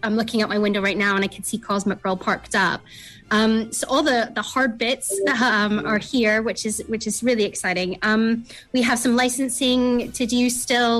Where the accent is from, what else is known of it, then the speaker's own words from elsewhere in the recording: Canada; now in Cornwall, United Kingdom; I'm from Canada originally, a very remote part of Canada